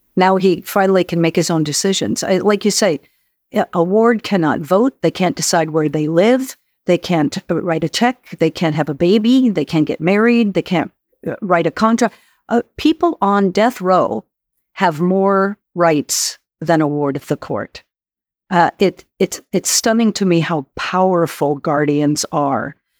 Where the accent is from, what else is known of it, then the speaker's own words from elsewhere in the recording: New Mexico, United States; my home state, um, of where I grew up, uh, New Mexico